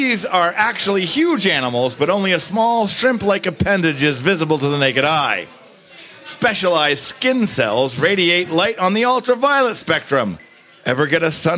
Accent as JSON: {"language": "English", "town": "Searsport", "region": "Maine", "country": "United States", "said": "I'm from Searsport, and that's where the action is, man."}